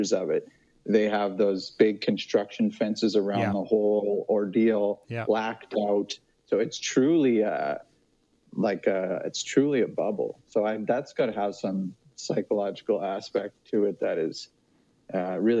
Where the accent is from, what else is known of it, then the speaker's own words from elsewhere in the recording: Saskatchewan, Canada; also born or lived in Toronto; I'm from Saskatchewan